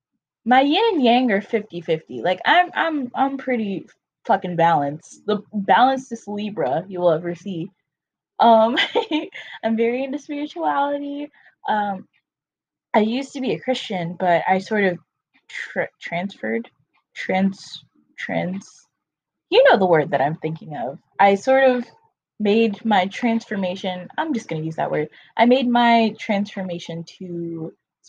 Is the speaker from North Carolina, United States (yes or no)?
yes; North Carolina, United States; now in Florida, United States; I'm from North Carolina, but I live in Florida now